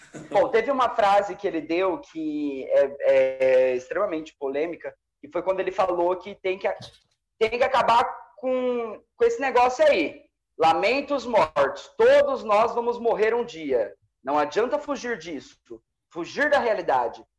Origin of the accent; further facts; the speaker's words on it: Brazil; Eu sou brasileiro.